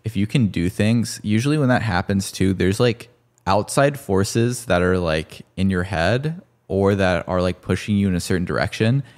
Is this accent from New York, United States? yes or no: no; Texas, United States; I played football 'cause I grew up in Texas